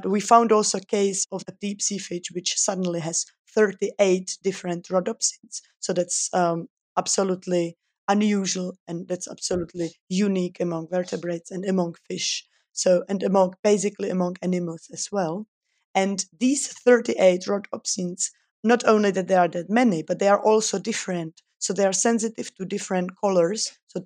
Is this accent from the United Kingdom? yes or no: no; Czechia; also born or lived in Switzerland; I'm originally from the Czech Republic, where I was born and educated